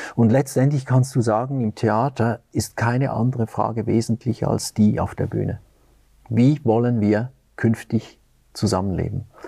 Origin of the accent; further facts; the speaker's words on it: Lucerne, Switzerland; moved away as an adult; also born or lived in Zurich; now in Göttingen, Germany; Ich bin in Luzern aufgewachsen in der Schweiz